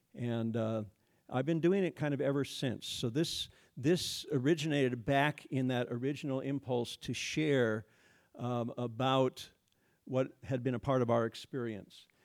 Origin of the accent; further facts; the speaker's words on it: Iowa, United States; moved away as an adult; also born or lived in Bahrain / Middle East / Addis Ababa, Ethiopia; I taught for ten years in this, this area in a religion department at Northwestern College, went back to my hometown